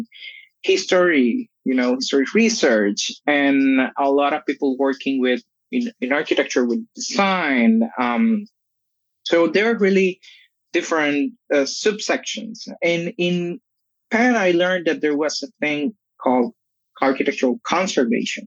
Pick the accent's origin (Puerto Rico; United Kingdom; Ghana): Puerto Rico; So I'm from Puerto Rico. I live in Puerto Rico.